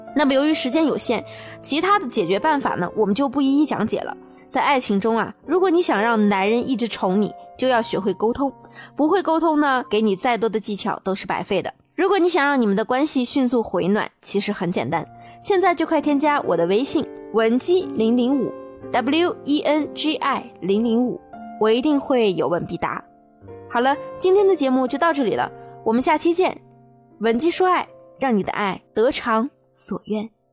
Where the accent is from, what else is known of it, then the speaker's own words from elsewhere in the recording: China; also born or lived in Japan; 和我们中国有非常不同的一点